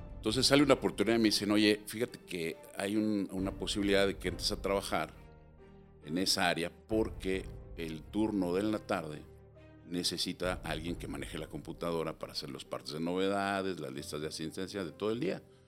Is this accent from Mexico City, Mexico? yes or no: yes; Mexico City, Mexico; nací en la Ciudad de México